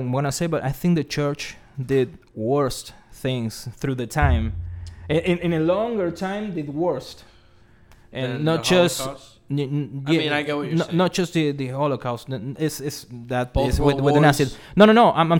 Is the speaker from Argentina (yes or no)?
yes; Buenos Aires, Argentina; I'm from Buenos Aires.